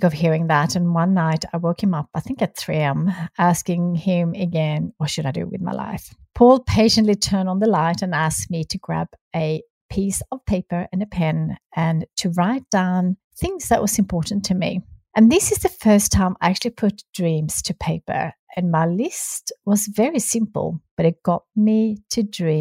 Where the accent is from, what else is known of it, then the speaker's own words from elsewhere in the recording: Sweden; moved away; my home country being Sweden. I really wanted to be able to go home at least once a year to see my family